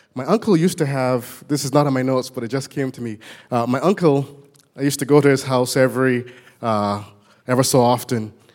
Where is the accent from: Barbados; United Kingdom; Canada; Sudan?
Barbados; moved away; I was born in Barbados, as you can tell when I get excited. My words don't sound quite intelligible anymore